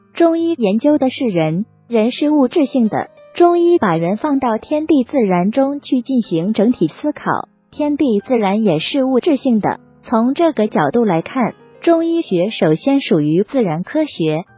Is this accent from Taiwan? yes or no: no; China; 这是我们中国人的思维方式